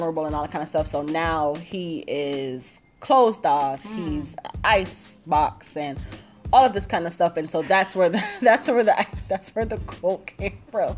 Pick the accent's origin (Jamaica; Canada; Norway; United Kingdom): Jamaica; I'm Jamaican